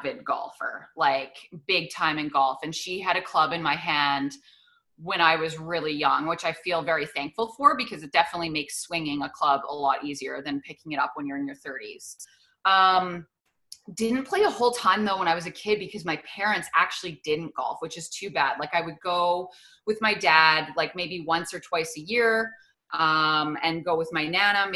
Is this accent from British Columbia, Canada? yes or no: no; Edmonton, Alberta, Canada; I ended up coming back to a job in Edmonton, doing sports in my hometown.